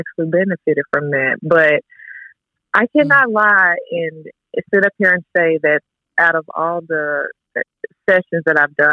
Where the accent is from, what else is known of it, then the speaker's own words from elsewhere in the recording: Arkansas, United States; now in Dallas, United States; I'm originally from Arkansas, but I'm currently living in Dallas.